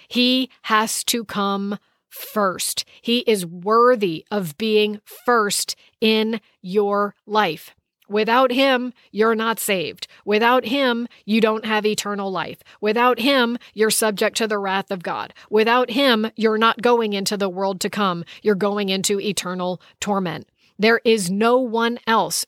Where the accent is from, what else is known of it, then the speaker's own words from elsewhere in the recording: United States; I'm from the United States of America